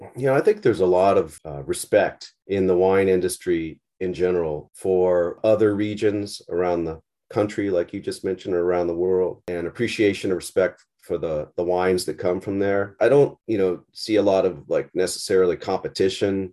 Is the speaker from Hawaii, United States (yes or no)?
yes; Hawaii, United States; now in Napa Valley, United States; I grew up in, in Hawaii mostly, just surfed